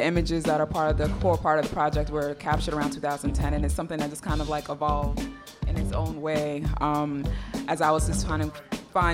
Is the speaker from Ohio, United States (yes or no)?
no; New York City, New York, United States; I'm from Brooklyn